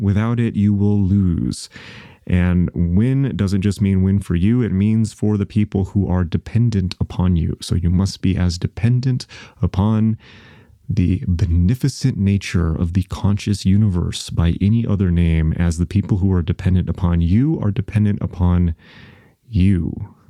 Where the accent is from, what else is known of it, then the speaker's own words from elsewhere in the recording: United States; I'm an American